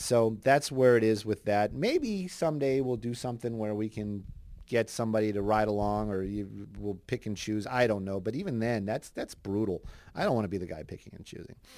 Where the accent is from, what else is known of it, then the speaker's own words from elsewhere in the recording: Los Angeles, California, United States; I grew up up here in Los Angeles